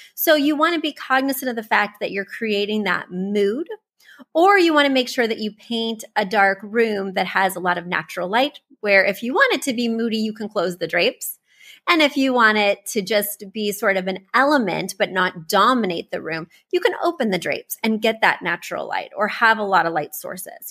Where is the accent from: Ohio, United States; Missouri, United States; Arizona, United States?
Missouri, United States; I'm from Missouri. I grew up poor